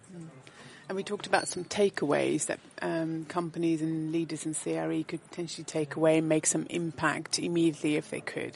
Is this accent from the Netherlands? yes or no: yes; Netherlands; moved away as an adult; now in United Kingdom; born and bred in the Netherlands and having lived and worked in the UK for 23 years